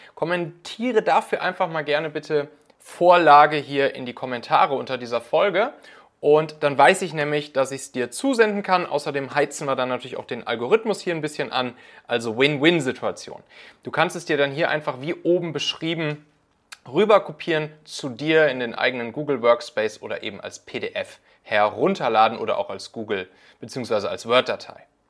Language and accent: German; Hamburg, Germany; moved away; in der Superbude in Altona, meiner alten Heimat hier